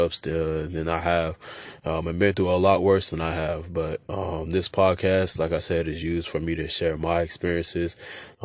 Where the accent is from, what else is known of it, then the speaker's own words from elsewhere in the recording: Oxnard, California, United States; also born or lived in San Diego, California / Fallbrook, California / Port Hueneme, California; that's how we moved over here to Oxnard